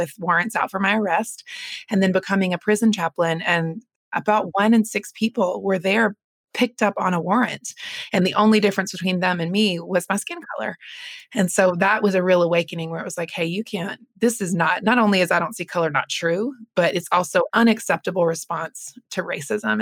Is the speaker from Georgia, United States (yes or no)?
no; North Carolina, United States; I grew up in North Carolina